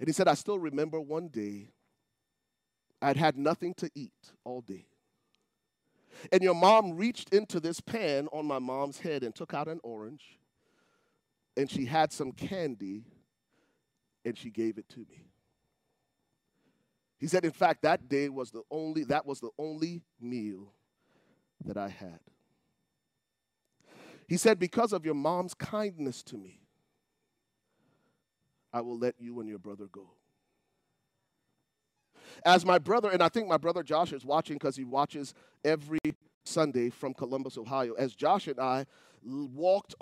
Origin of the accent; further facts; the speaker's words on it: Liberia; moved away; I come from Liberia